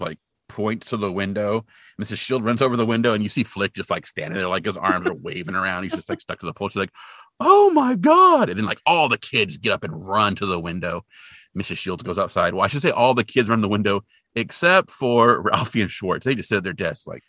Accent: Hanford, California, United States; I grew up in Hanford, and Hanford, California, not Hanford, Washington

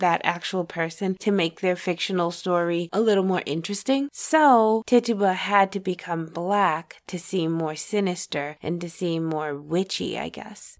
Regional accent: Massachusetts, United States; I'm from Massachusetts

